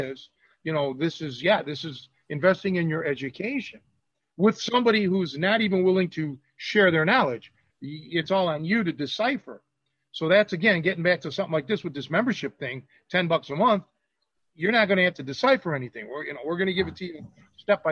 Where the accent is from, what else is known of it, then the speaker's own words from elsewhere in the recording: Cleveland, Ohio, United States; moved away; went back to Cleveland, my hometown